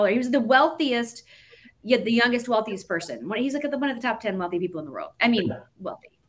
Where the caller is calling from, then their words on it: Atlanta, Georgia, United States; Um, I'm standing actually in Atlanta, Georgia, oh. right now.